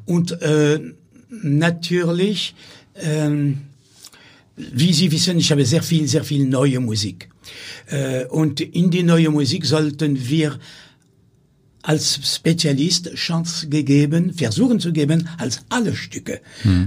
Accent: Amiens, Hauts-de-France, France; German is a second language; moved away; ich bin in Amiens geboren

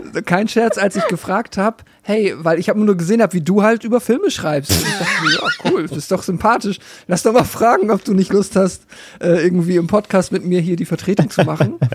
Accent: Schleswig-Holstein, Germany; moved away; in dem Dorf, wo ich herkomme

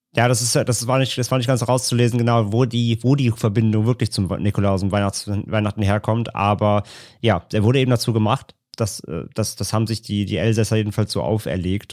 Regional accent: Rhineland, Germany; bei uns im Rheinland

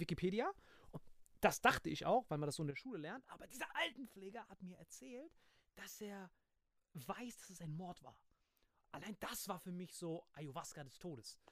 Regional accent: Bad Kreuznach, Rhineland-Palatinate, Germany; in meiner Heimatstadt aufgetreten bist, in Bad Kreuznach

